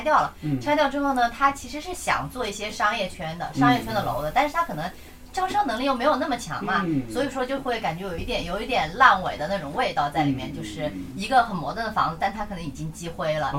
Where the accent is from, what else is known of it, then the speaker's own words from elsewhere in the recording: Wuhan, Hubei, China; moved away; 我就住在武汉最市区的一一块地方嘛。